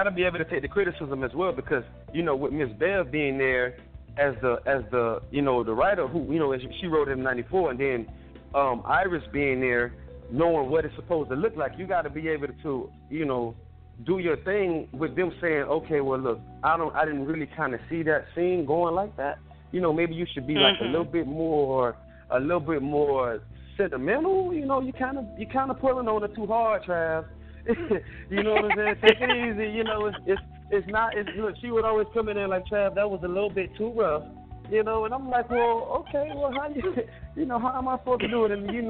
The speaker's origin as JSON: {"language": "English", "country": "Ireland", "said": "So I didn't know how big the book world was, because, you know, I came from Ireland."}